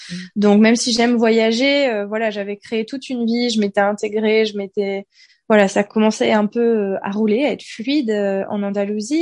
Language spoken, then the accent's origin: French; France; moved away as an adult; also born or lived in Granada, Spain; now in Valencia, Spain; en tant que française